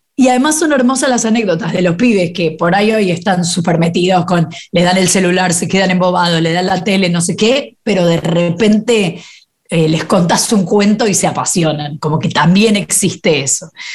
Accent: Buenos Aires, Argentina; soy muy porteña, nací en, eh, no sé cómo se llamaba en ese momento, pero hoy debe ser alguno de los Palermos

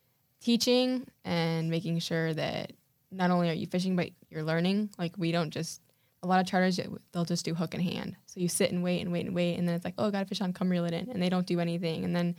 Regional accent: Weston, Florida, United States; We grew up in Weston.

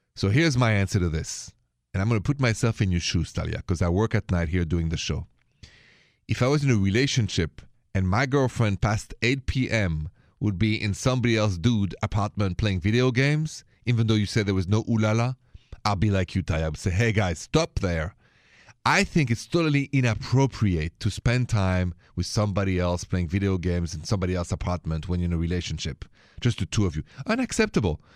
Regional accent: Paris, Île-de-France, France; accent: French; English is a second language; moved away; I'm from Paris

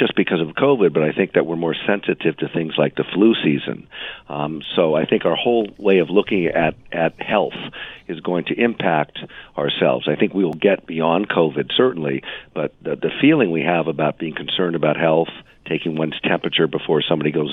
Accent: New York, United States; I'm also still a New Yorker. I'm still a New Yorker

